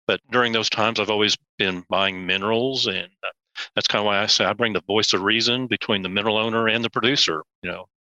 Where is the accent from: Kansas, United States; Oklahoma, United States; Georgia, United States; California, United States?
Oklahoma, United States; Tulsa; I grew up in Tulsa, Oklahoma